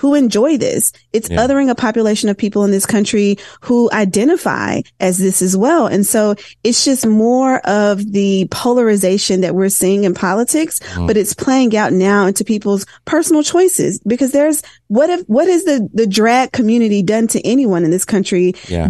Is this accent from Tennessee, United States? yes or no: yes; Tennessee, United States; I'm from Tennessee